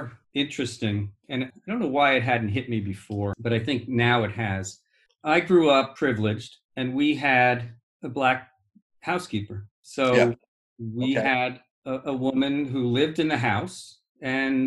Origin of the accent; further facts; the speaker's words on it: Great Neck, New York, United States; I grew up just outside of New York City on Long Island, Nassau North Shore